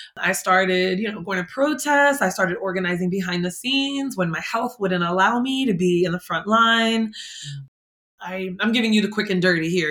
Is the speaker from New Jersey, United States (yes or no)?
yes; Jersey City, New Jersey, United States; also born or lived in San Francisco, California; I grew up in Hudson County in Jersey City, New Jersey.